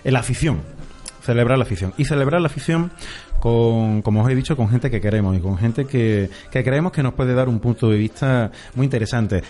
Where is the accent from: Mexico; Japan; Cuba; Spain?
Spain; Andalusia; somos todos andaluces